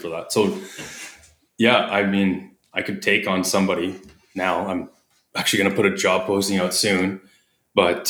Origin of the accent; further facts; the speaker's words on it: Canada; accent: Canadian; my Canadian accent